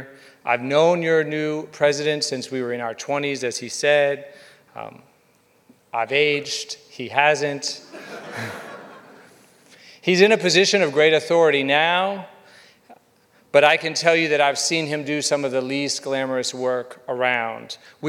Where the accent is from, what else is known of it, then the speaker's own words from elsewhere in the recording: Atlanta, Georgia, United States; When I was a child growing up in Atlanta, one of the things I found most outrageous